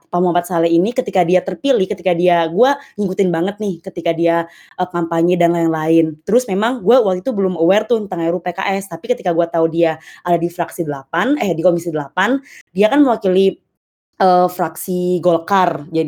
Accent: Bengkulu, Indonesia; oh ya btw gue dari Bengkulu

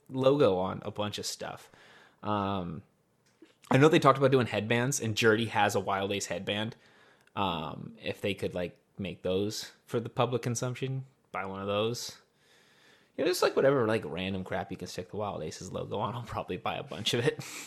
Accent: Northern California, United States; I'm from Northern California. I am Mexican.

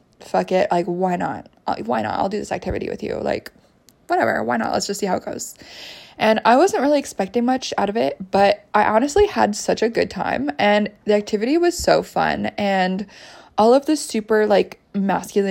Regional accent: United States; also born or lived in Canada; I spent my formative years in the States

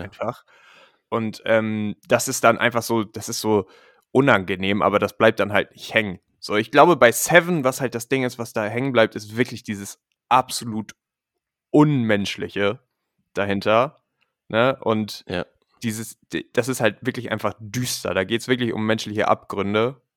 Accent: Germany; moved away; dass ich aus Deutschland komme

